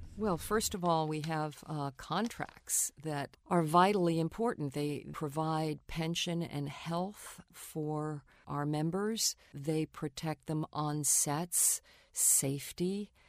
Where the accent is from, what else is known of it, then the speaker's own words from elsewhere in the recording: New York, United States; I grew up in New York